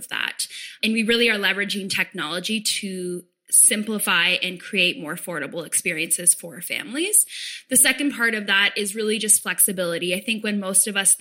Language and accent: English; small town outside Toronto, Ontario, Canada; I grew up in what at the time was a pretty small town just outside of Toronto, about an hour outside of Toronto.